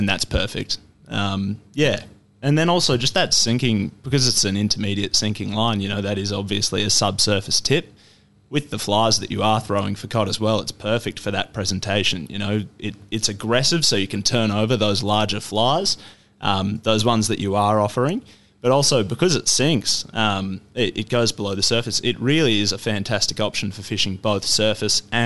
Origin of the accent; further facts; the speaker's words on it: Deniliquin, New South Wales, Australia; up in Deniliquin around my hometown